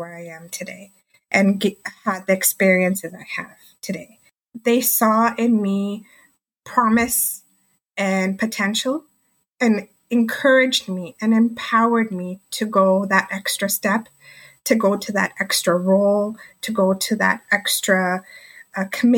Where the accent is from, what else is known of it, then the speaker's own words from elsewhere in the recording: Markham, Ontario, Canada; I'm from Markham, Ontario, and that's just the outskirts of the GTA